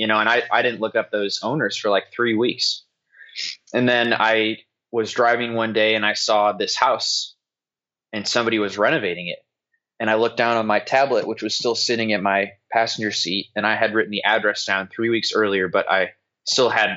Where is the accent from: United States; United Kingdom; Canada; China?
United States; St. Louis, Missouri; moved away as an adult; now in Indiana, United States; I grew up in St. Louis